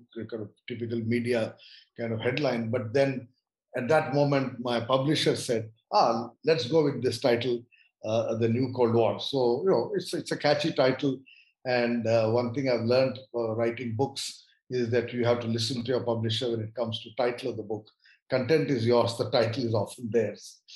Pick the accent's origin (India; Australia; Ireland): India; I look at all of these issues as an Indian, i do not claim to be anything beyond being an Indian